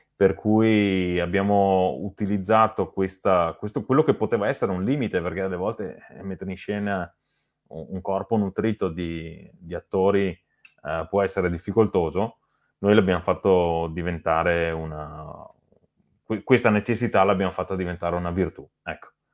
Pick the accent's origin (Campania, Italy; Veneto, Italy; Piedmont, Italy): Veneto, Italy; Lonigo; noi siamo di Lonigo